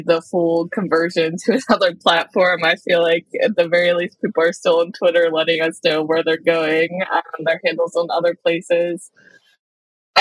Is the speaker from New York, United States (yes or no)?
no; Maryland, United States; accent: Maryland; I grew up about an hour outside of Baltimore, though. So I am a Marylander, diehard, born and raised.